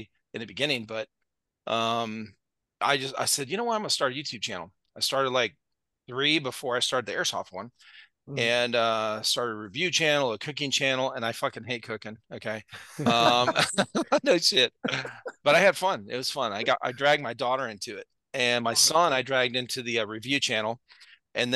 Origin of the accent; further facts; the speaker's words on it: Akron, Ohio, United States; I grew up in Northeast Ohio, Cleveland area, Akron